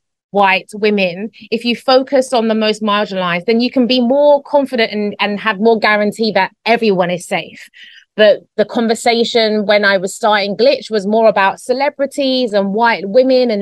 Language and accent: English; London, United Kingdom; born or raised there; moved away as an adult; now in Spain